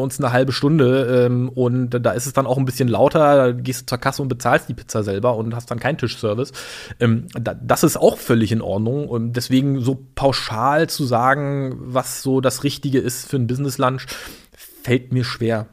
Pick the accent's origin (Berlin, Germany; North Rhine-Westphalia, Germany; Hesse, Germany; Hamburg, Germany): Berlin, Germany; born or raised there; also born or lived in Chemnitz / Greifswald